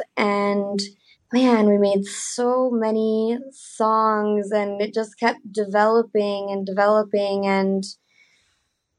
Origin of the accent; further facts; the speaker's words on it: Nevada City, California, United States; now in Los Angeles, United States; My hometown is called Nevada City